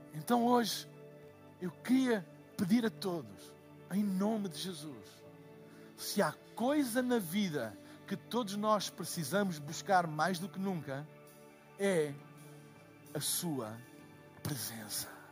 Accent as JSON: {"language": "Portuguese", "country": "Portugal", "said": "eu sou de Portugal"}